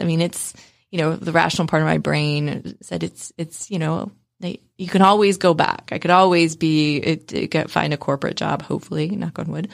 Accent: West Virginia, United States; I grew up in West Virginia, um, which is not known for being one of the wealthier areas of the United States

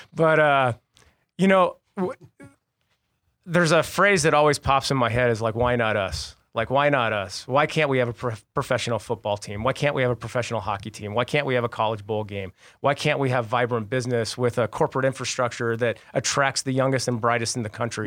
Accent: Tucson, Arizona, United States; growing up in Tucson

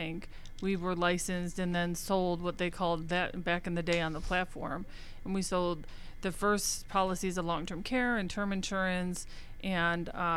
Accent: Buffalo, New York, United States; I'm from Buffalo

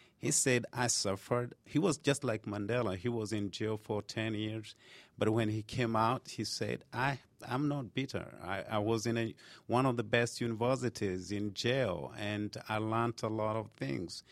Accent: Kenya; moved away as an adult; now in United States; I was born in Kenya and I moved to United States when I was about twenty-something, twenty-something years

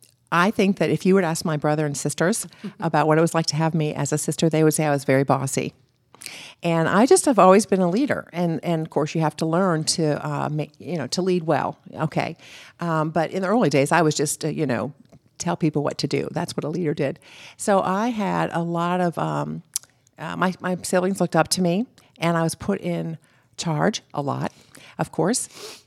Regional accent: Florida, United States; And that's what growing up in Florida was able to do for me.

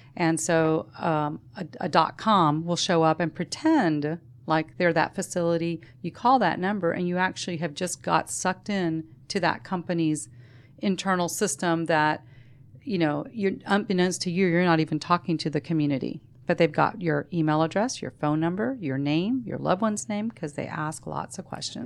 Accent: Savannah, Georgia, United States; We grew up in Savannah

